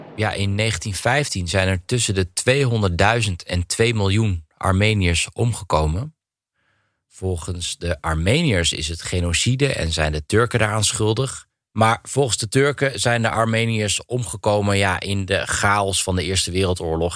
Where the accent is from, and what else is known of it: Netherlands; moved away as an adult; now in Russia